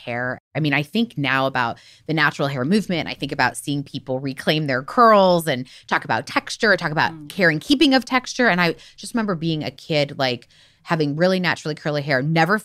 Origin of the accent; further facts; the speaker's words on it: Miami, Florida, United States; I grew up in Miami